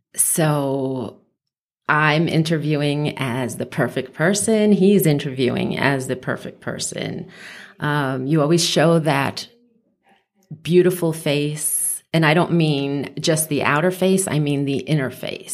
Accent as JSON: {"language": "English", "town": "New York City", "region": "New York", "country": "United States", "tie": "born or raised there", "also_born_or_lived": "Westchester, New York / Long Island, New York", "moved": "as an adult", "lives_now": "Las Vegas, United States", "said": "I grew up in the Bronx"}